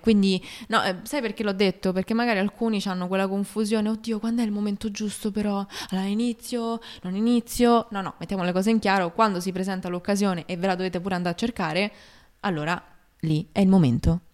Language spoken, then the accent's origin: Italian; Rome, Lazio, Italy; Di Roma.